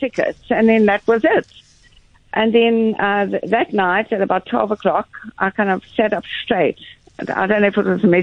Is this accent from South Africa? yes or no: yes; Stellenbosch, Western Cape, South Africa; we're from Stellenbosch